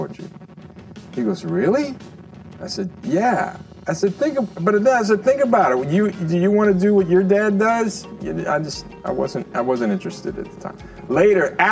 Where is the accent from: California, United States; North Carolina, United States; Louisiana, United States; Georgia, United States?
Louisiana, United States; Lafayette; now in Mississippi, United States; That's where I grew up in Lafayette, Louisiana, center of Acadiana, which is Cajun country